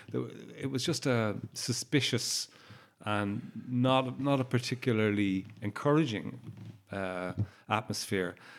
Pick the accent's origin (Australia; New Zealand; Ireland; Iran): Ireland; also born or lived in Warwickshire, England; I'm Irish